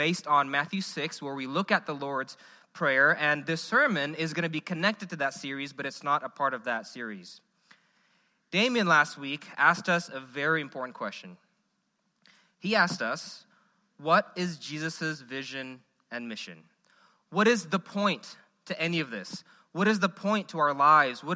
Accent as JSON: {"language": "English", "country": "Indonesia", "moved": "yes", "lives_now": "Memphis, United States", "said": "I'm from Indonesia."}